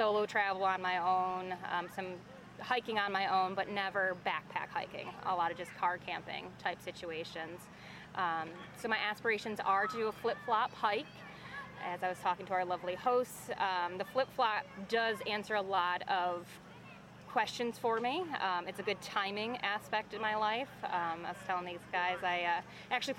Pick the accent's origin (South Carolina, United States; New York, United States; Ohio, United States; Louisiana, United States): New York, United States; Syracuse; moved away; also born or lived in Georgia / Tennessee / Kansas; I am from Syracuse, New York, which is the snowiest city in America